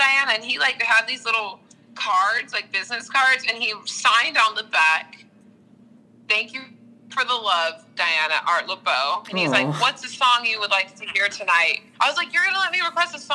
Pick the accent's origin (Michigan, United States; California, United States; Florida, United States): California, United States; growing up in California